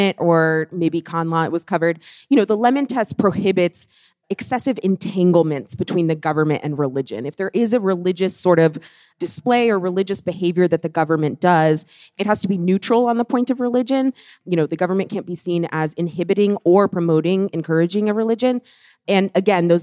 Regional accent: Texas, United States; I'm from Texas

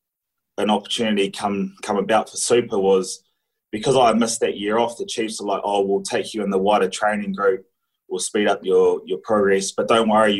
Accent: Christchurch, Canterbury, New Zealand; in New Zealand growing up, rugby's sort of everything as a Kiwi kid

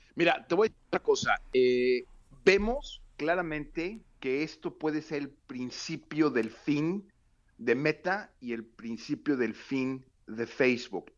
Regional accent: Mexico; now in United States

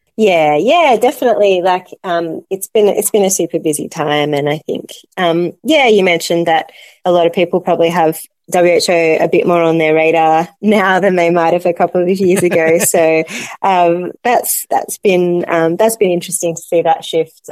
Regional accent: Melbourne, Victoria, Australia; also born or lived in Solomon Islands / Cambodia; in Australia or in, in Melbourne, my hometown

